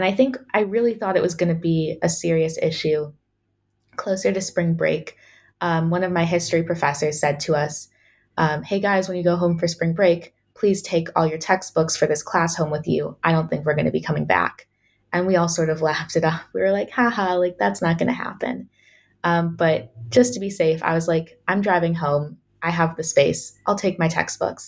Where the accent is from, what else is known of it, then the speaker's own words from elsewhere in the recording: Chicago, Illinois, United States; moved away as an adult; also born or lived in Ohio; now in Oxford, United Kingdom; So I'm originally from Chicago and I go to school in Ohio at Case Western Reserve University